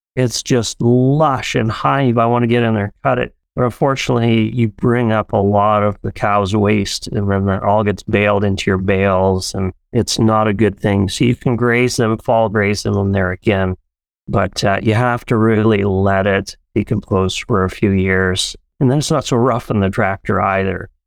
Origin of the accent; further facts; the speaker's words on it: Abbotsford, British Columbia, Canada; moved away as an adult; also born or lived in Paraguay; now in Alberta, Canada; we grew up in Abbotsford, BC, and my family all immigrated here from Paraguay, South America